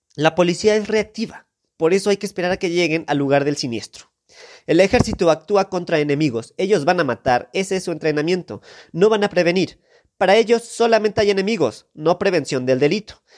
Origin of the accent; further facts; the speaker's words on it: Mexico; como mexicanos